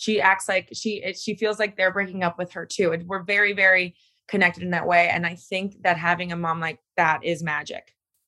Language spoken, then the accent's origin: English; Miami, Florida, United States; But you know, I'm an East Coast girl. I'm from Miami.